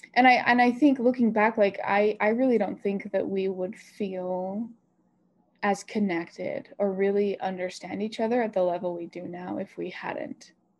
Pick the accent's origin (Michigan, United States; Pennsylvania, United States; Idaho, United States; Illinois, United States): Idaho, United States; Sugar City; I think probably the biggest one for both of us was the social aspect of our lives in Sugar City and in Idaho Falls. After growing up and start, you know